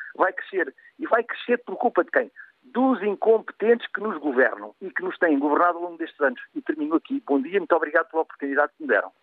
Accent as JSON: {"language": "Portuguese", "country": "Portugal", "said": "enquanto português"}